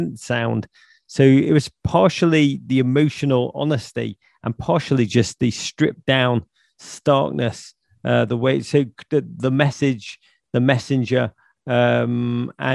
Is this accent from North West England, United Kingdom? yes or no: yes; Liverpool, North West England, United Kingdom; I grew up in Liverpool